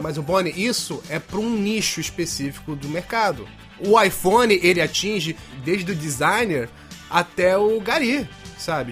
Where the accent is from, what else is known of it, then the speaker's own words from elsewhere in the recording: Brazil; Como bom brasileiro